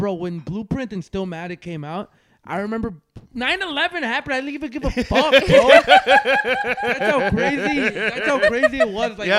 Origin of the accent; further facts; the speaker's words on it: Western Canada, Canada; moved away; also born or lived in Toronto; I grew up in Western Canada